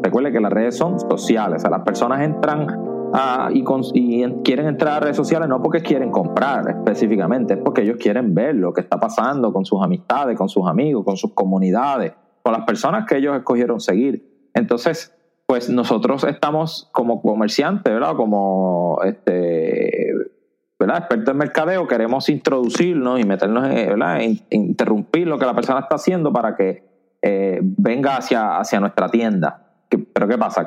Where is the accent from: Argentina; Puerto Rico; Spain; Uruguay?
Puerto Rico; Añasco; grabando desde mi pueblo natal, Añasco, Puerto Rico